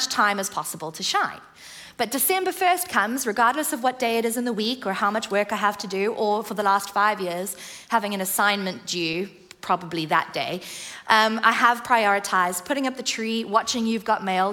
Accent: South Africa; now in England; I grew up in the Southern Hemisphere in South Africa

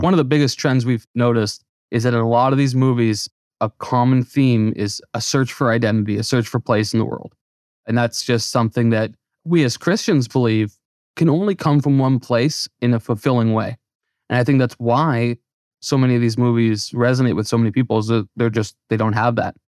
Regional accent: Canada; moved away; I grew up in Canada

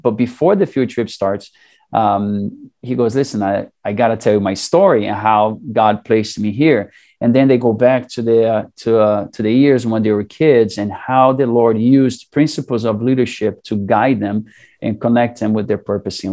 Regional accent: Brazil; moved away as an adult; also born or lived in Saudi Arabia; now in United States; growing up in Brazil, a lot of the families are Catholics

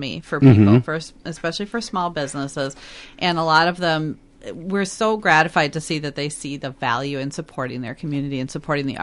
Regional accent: Richfield, Minnesota, United States; I grew up in Richfield, which is, you know, first ring suburb of Minneapolis

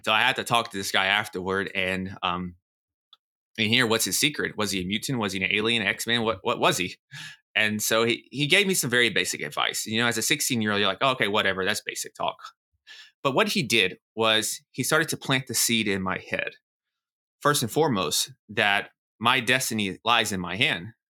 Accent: Nashville, Tennessee, United States; moved away as an adult; also born or lived in New York City; I'm from Nashville, Tennessee

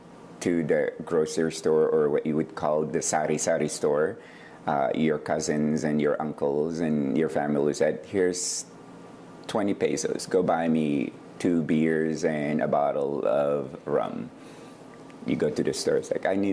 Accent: Ilocos Norte, Ilocos Region, Philippines; also born or lived in Manila, Philippines / Portland, Oregon; now in McMinnville, United States; I was born in Manila in a little town called Camya City, but grew up in the province of Ilocos Norte North

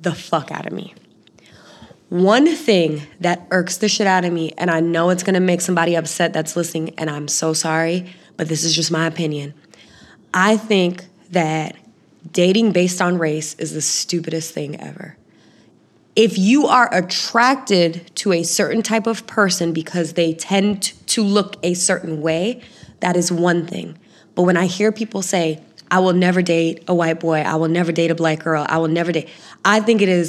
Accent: Florida, United States; I'm from Florida

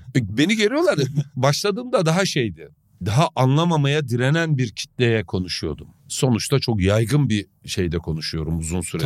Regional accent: the East, Eastern Turkey, Turkey; biz doğuluyuz

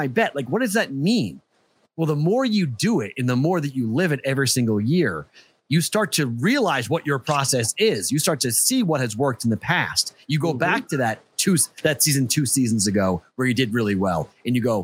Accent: Massachusetts, United States; moved away; I have not been back in my home state

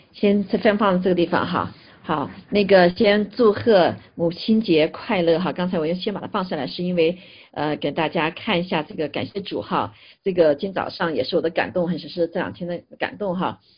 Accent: China; 但我们中国人是很特别哈

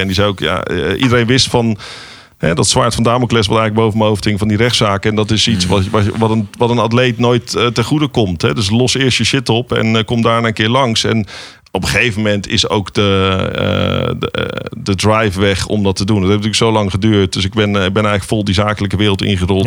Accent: Netherlands

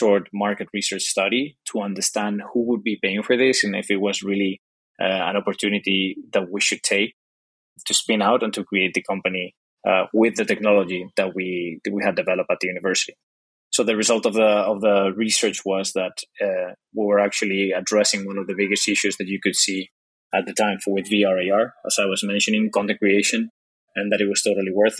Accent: Spain; English is a second language; also born or lived in Dublin, Ireland; I'm from Spain, as you can probably tell by my accent, and I'm currently in Spain

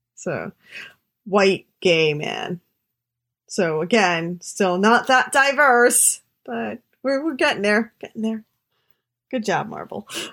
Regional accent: New York City, New York, United States; I'm a New Yorker

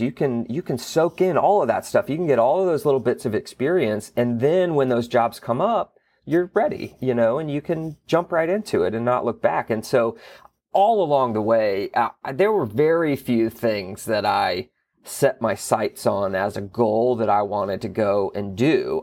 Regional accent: Gulf Breeze, Florida, United States; I was born and raised in Florida. I, I grew up in the Panhandle, a little beach town called Gulf Breeze

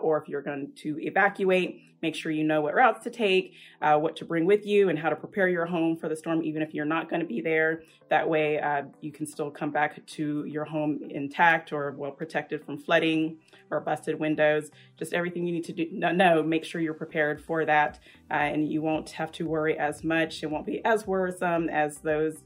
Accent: Fort Walton Beach, Florida, United States; When I was younger, in elementary school, middle school, growing up in the Fort Walton Beach area

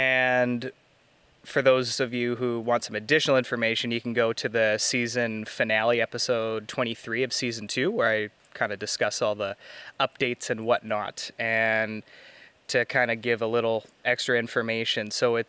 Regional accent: Canada; But I feel that it's important as a Canadian as well to understand the perspectives that Indigenous people have.

